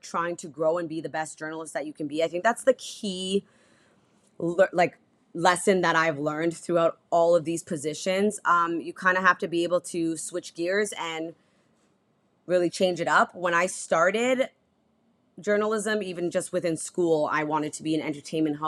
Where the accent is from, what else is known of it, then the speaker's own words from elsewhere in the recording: Toronto, Ontario, Canada; moved away as an adult; also born or lived in Prince Albert, Saskatchewan / Regina, Saskatchewan; now in Halifax, Canada; I'm born and raised in Toronto